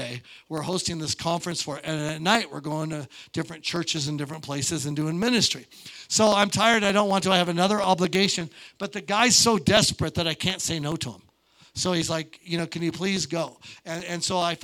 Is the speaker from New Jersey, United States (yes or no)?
no; Montana, United States; I'm from Montana